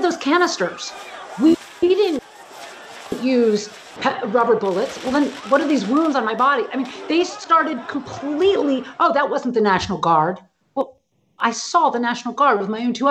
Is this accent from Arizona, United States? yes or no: no; San Francisco, California, United States; I grew up in San Francisco, you know, in a sort of the liberal bubble.